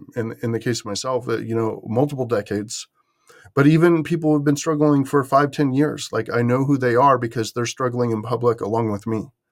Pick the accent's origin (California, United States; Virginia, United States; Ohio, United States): California, United States; So I'm from the San Francisco Bay Area, but I was out east doing this after going into the Army.